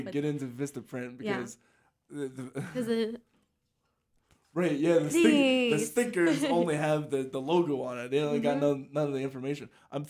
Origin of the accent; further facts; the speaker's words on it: Salisbury, Maryland, United States; I'm from Salisbury, Maryland